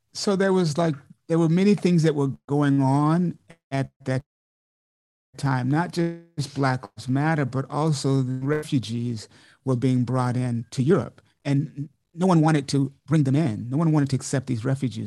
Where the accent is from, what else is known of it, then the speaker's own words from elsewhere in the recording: Montgomery, Alabama, United States; also born or lived in New York; now in Columbia, United States; I'm originally, I'm Southern. I'm from Montgomery, Alabama originally